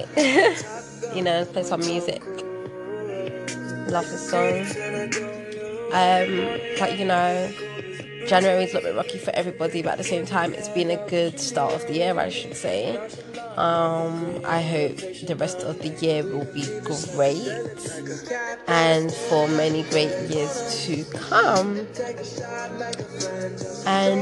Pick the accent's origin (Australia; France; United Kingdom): United Kingdom; London; I am from London town. I'm from England, so I'm from the capital